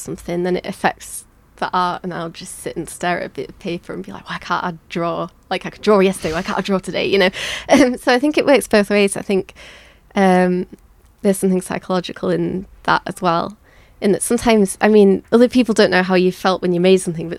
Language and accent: English; Leeds, Yorkshire and the Humber, United Kingdom; moved away; I've lived in a few different places, but I was born in Leeds, and by coincidence, I've ended up back here